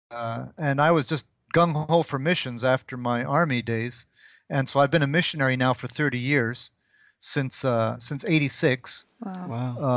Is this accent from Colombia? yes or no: no; DR Congo; My parents were missionaries. So I arrived in Congo when I was uh, one years old. Hmm. This was before the country had gotten its independence, back when it was still Belgian Congo.